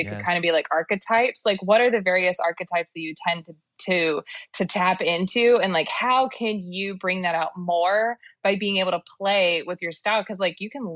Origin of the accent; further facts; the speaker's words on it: Dallas, Texas, United States; I'm from Dallas